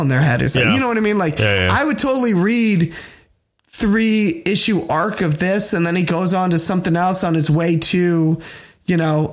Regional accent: United States; I'm an American

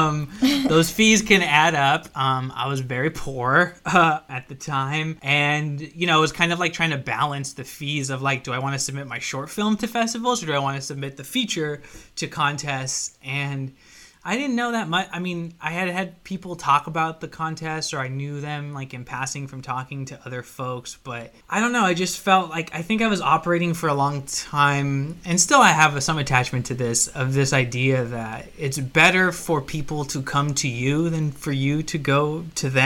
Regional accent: United States; I'm Mexican American

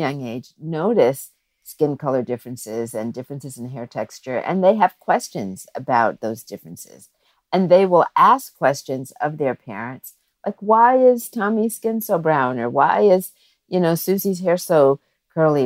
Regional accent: Florida, United States; I was born, let's say that, I was born in Florida

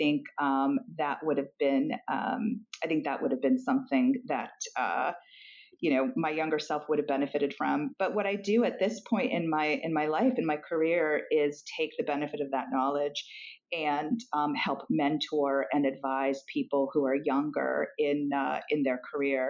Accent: Argentina; moved away; I'm also foreign born. I was born in Argentina.

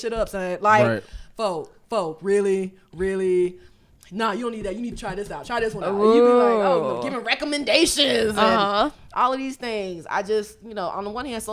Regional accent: Albany, Georgia, United States; so when I was in high school in late 90s, early 2000s, and I'm from Albany.

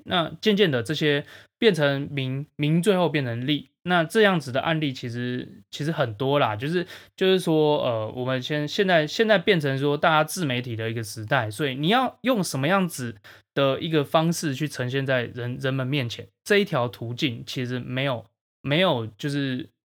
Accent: Taiwan; 对我们台湾人的定义是什么

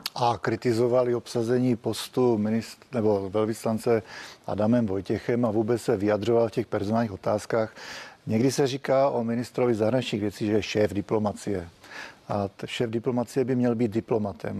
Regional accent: Czechia; My jako Češi

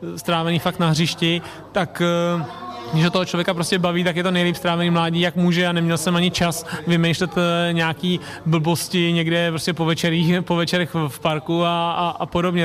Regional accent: Tuchlovice, Central Bohemian Region, Czechia; jsme tady všichni, nebo většina rodilí Tuchlovi, eh, z Tuchlovic

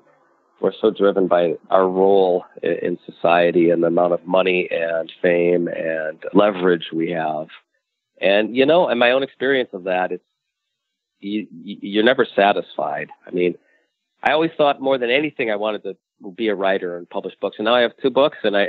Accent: United States; I'm an American too, which means I'm I grew up within the context of the American dream

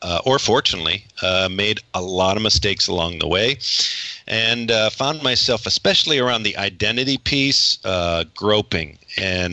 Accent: Northeast Ohio, United States; I was born in Northeast Ohio, relatively large family, six kids

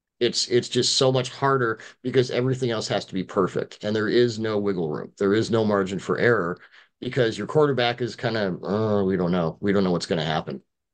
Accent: Seattle, Washington, United States; I'm from Seattle

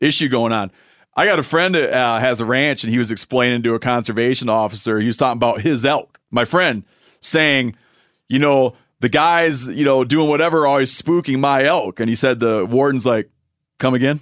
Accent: Michigan, United States; moved away; from Michigan, my home state

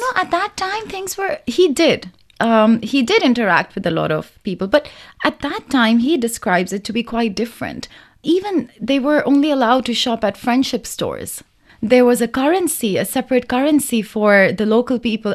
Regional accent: Lahore, Punjab, Pakistan; now in Beijing, China; I'm from Lahore, Pakistan

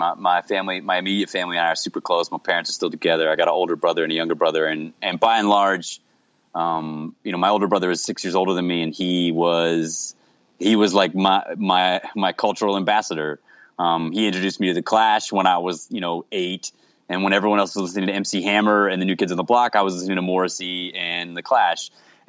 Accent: Jacksonville, Florida, United States; I grew up in Jacksonville, Florida, which is like sort of like it's a bit of a cultural desert in a lot of ways.

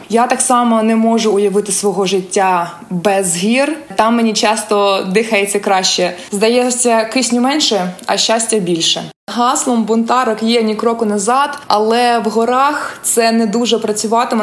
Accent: Mykolaiv, Mykolaiv Oblast, Ukraine; moved away as an adult; now in San Francisco, United States; Я народилася та виросла в Миколаєві

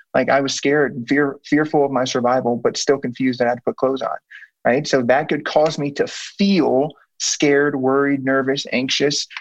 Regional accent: Blue Springs, Missouri, United States; So on the Missouri side, there's one called Blue Springs. Grew up there

